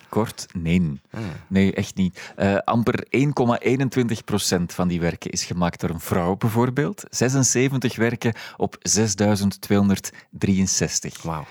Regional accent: Antwerp, Flanders, Belgium; Ik ben geboren in Antwerpen

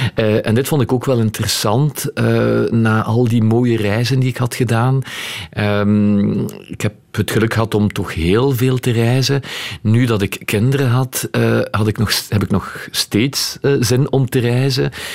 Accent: Etterbeek, Brussels-Capital Region, Belgium; Ik ben van, van Etterbeek

